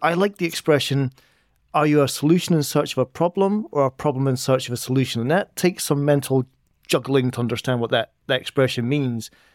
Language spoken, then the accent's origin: English; Edinburgh, Scotland, United Kingdom; moved away; back in my hometown of Edinburgh